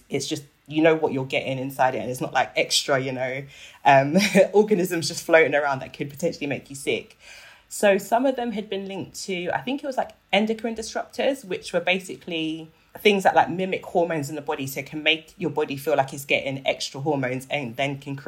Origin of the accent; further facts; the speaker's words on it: Nigeria; I'm Nigerian